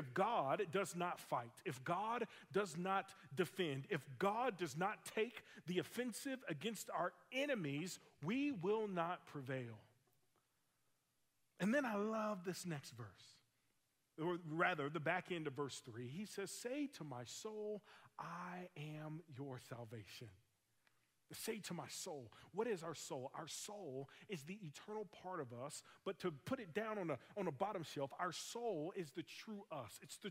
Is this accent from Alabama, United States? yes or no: yes; Alabama, United States; I grew up in Alabama and served a couple churches in Alabama